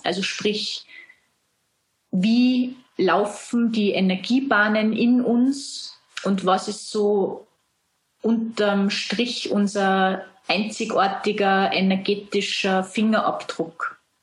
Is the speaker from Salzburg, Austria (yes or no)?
yes; Salzburg, Austria; du hörst es an dem Dialekt. Ich komme aus Österreich, aus Salzburg.